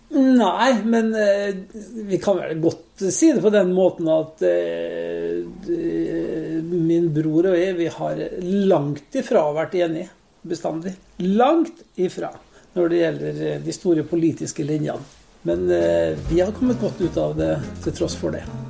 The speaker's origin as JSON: {"language": "Norwegian", "town": "Molde", "region": "Møre og Romsdal", "country": "Norway", "tie": "born or raised there", "moved": "yes", "lives_now": "Oslo, Norway", "said": "Jeg er jo født og oppvokst i Storgata 15"}